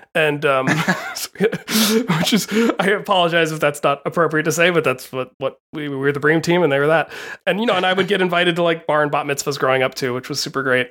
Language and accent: English; Appalachia, United States; moved away as an adult; also born or lived in Santa Cruz, California; these days I tend to say that I'm from Appalachia instead of saying from the South